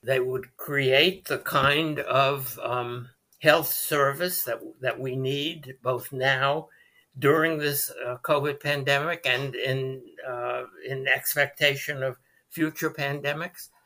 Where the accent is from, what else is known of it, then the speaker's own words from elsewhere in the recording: United States; as an American Jew